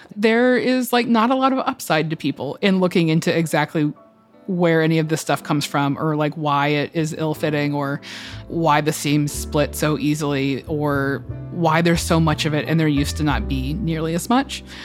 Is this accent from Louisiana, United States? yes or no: no; Atlanta, Georgia, United States; moved away as an adult; now in New York, United States; I'm from the South. I'm from Atlanta